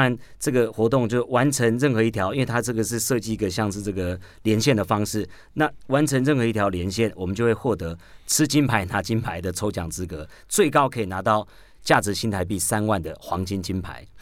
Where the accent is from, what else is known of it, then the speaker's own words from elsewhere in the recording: Taoyuan, Taiwan; 我是桃园人